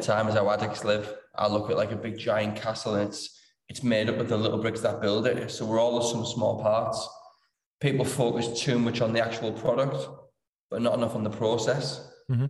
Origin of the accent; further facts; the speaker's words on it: Middlesbrough, North East England, United Kingdom; I'm from Middlesbrough. Well, from Winniebanks, that's in Middlesbrough. Important to get that bit in TS5.